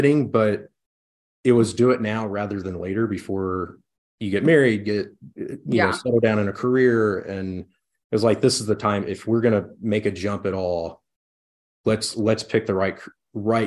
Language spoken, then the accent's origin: English; College Station, Texas, United States; also born or lived in Waco, Texas / Fort Worth, Texas; now in Midland, United States; originally from Bryan College Station